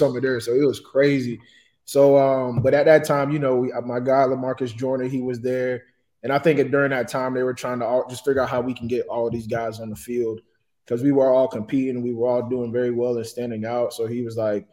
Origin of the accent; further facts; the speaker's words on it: Dunnellon, Florida, United States; I was from Denali, Florida